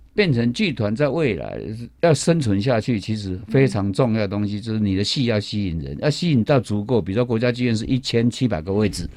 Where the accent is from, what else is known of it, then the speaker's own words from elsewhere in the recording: Taiwan; 我台湾人